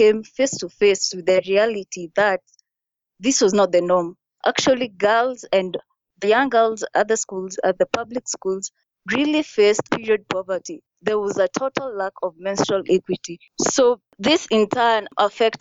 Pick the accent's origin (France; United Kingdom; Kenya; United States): Kenya; moved away